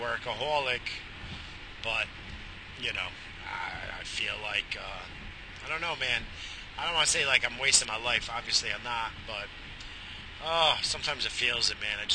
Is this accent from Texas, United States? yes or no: no; New York, United States; growing up in New York, pre-2000